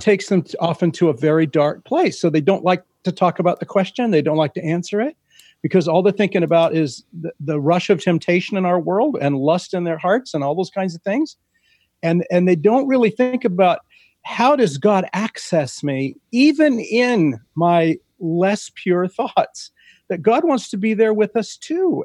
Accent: Central California, United States; in my father's vineyard growing up in Central California

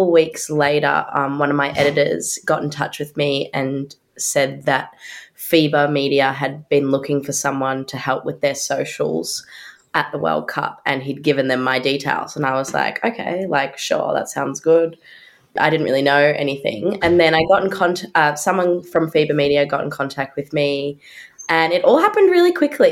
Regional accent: Melbourne, Victoria, Australia; a local, which technically I'm not because I'm from Melbourne

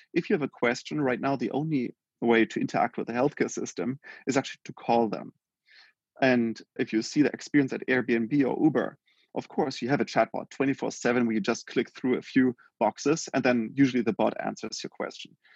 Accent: Germany; born and raised in Germany

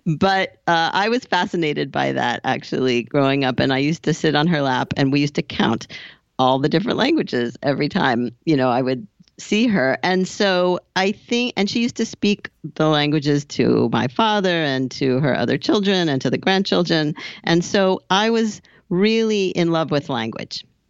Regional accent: Southern California, United States; moved away; also born or lived in Boston / Hoboken, New Jersey / Paris; I grew up in Southern California

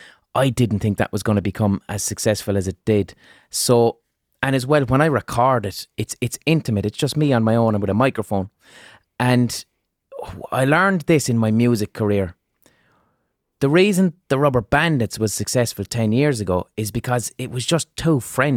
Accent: Limerick, Munster, Ireland; accent: Limerick city; And my accent is that's probably people's first real hearing of what a Limerick. My Limerick City accent isn't even strong. It's neutral.

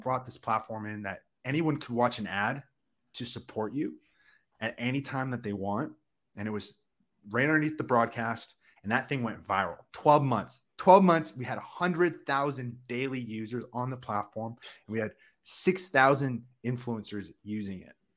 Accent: Canada; first language English; I'm a born Canadian citizen. English is my first language, the only language I speak

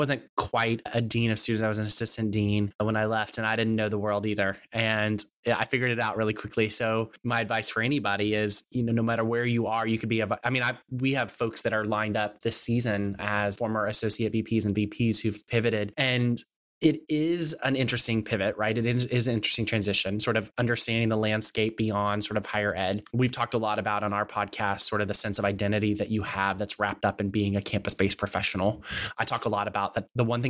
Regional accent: Texas, United States; I'm from Texas. We have our own version of language.

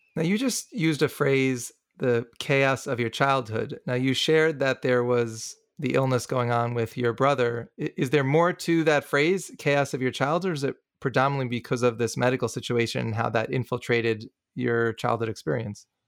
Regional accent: New City, New York, United States; I grew up in Rockland County, New York, in a town called New City

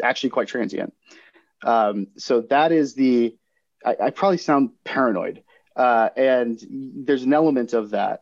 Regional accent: Florida, United States; my home state of Florida

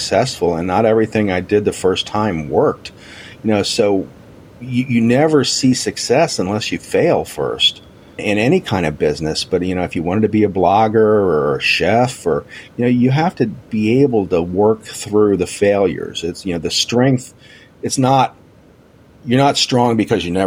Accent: United States; I'm an American.

